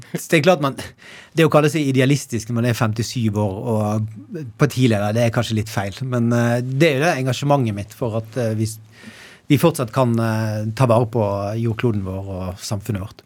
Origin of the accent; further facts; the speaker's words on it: Bergen, Vestland, Norway; also born or lived in Arna / Sandviken / Danmarksplass; Jeg vokste mest opp eller jeg vokste opp i Åsane den tiden som har betydd mest for meg